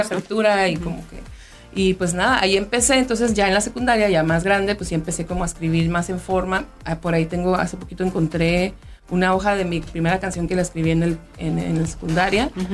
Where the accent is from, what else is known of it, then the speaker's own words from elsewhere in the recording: Mexico; also born or lived in Mexico City; como mexicana, como mujer